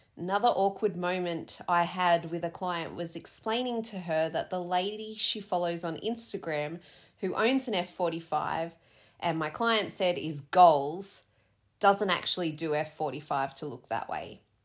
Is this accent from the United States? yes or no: no; Australia; also born or lived in London; being Aussie